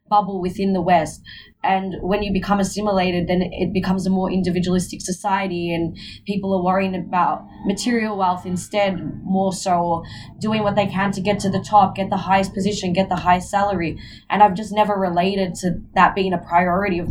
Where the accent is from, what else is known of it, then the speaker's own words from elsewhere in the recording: Melbourne, Victoria, Australia; I was born and raised in Australia